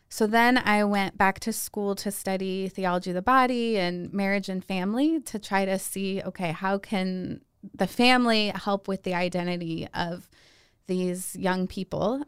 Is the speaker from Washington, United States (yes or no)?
no; Hudson, Ohio, United States; moved away as an adult; now in Steubenville, United States; I grew up outside of Cleveland in a little town called Hudson, Ohio